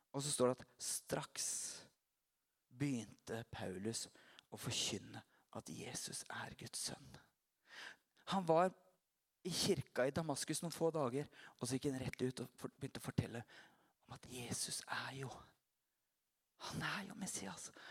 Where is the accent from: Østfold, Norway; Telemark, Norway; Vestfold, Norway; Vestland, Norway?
Telemark, Norway; Porsgrunn; also born or lived in Notodden; se på meg som en porsgrunnsgutt